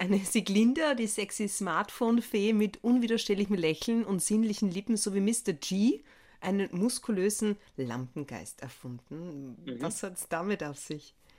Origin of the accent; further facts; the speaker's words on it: Villach, Carinthia, Austria; wo ich aufgewachsen bin, nämlich in Villach